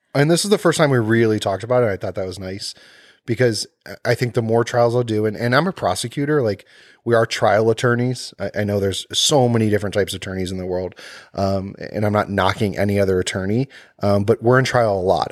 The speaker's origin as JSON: {"language": "English", "town": "Cleveland", "region": "Ohio", "country": "United States", "said": "I'm from Cleveland"}